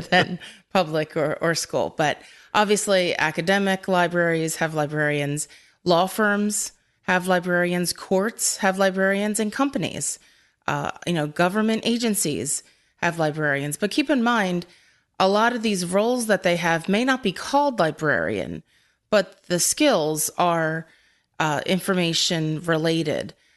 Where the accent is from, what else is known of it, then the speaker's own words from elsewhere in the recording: Philadelphia, Pennsylvania, United States; I'm from Philadelphia